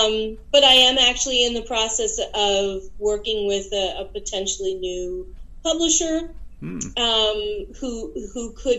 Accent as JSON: {"language": "English", "area": "Lebanon County", "region": "Pennsylvania", "country": "United States", "tie": "born or raised there", "also_born_or_lived": "Allentown, Pennsylvania", "said": "I grew up in Lebanon County."}